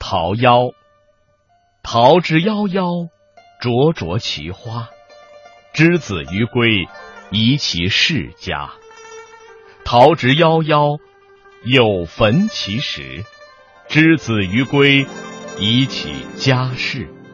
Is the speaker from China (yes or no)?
yes; China; 《桃夭》这首诗的话，在我们中国人中间应该说是，呃，付诸皆知，耳熟能详啊